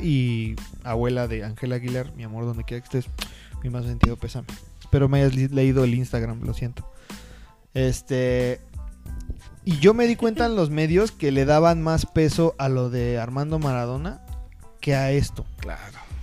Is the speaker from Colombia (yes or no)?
no; Mexico; como mexicanos podemos ser